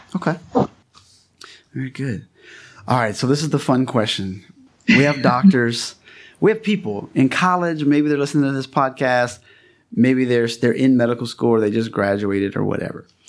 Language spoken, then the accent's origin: English; Louisiana, United States; I'm from Louisiana.